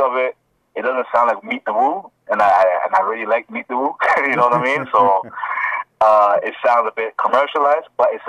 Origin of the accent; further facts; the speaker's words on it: Toronto, Ontario, Canada; also born or lived in Ghana; I'm originally from Ghana, Africa, but, you know, I grew up in Toronto, Jane and Wilson